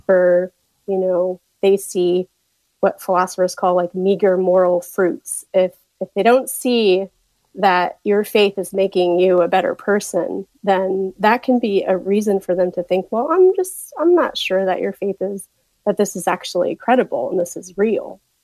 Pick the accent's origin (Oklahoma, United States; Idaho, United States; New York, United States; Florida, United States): Oklahoma, United States; Tulsa; moved away; I am from Tulsa, Oklahoma. My family is still there